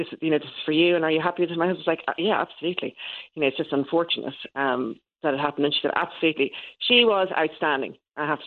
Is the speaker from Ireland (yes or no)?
yes; Ireland; now in England; I'm Irish.